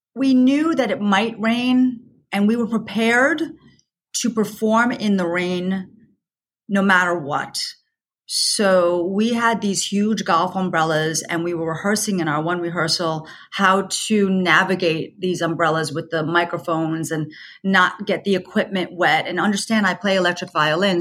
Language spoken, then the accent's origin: English; New York, United States; I, I'm a New Yorker